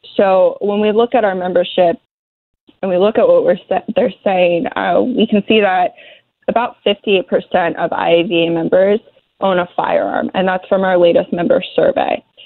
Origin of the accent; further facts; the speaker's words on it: Philadelphia, Pennsylvania, United States; I grew up in the Philly area.